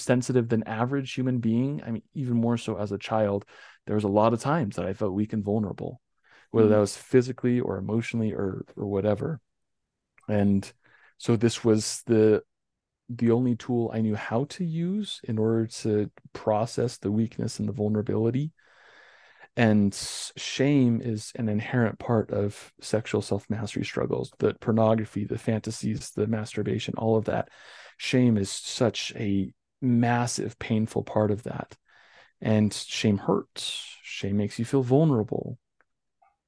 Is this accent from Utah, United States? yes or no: yes; North Ogden, Utah, United States; also born or lived in Richmond, Utah / Logan Canyon; About 2002, when we moved from Richmond to North Ogden